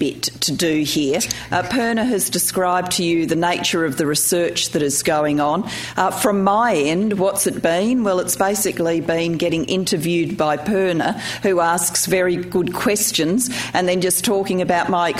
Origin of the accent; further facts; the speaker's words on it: Australia; also born or lived in Wales; I was born in Wales and was a migrant to Australia in 1966. I was 4 years old